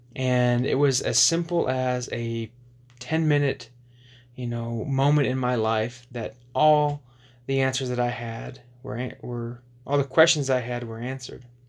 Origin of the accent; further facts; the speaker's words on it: just outside of Little Rock, Arkansas, United States; So a lot of the impactful years of my life from 12 to, to 19 happened in, in, in Arkansas, just outside of Little Rock.